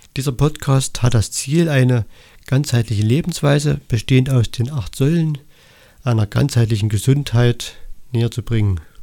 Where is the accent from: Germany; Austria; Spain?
Germany; Annaberg-Buchholz, Saxony; ich komme aus Annaberg Buchholz im Erzgebirge